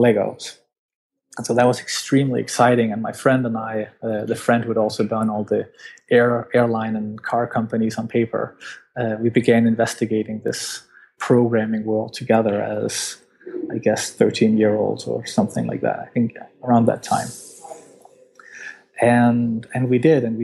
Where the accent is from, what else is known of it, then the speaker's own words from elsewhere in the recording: Denmark; I'm from Denmark